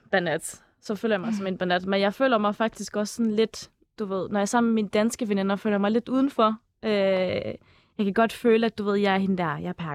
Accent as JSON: {"language": "Danish", "region": "Jutland", "country": "Denmark", "accent": "Jutlandic", "lives_now": "Copenhagen, Denmark", "said": "efter et par år her i København, så føler jeg ikke rigtigt, at uh, jeg har den der jyske dialekt mere."}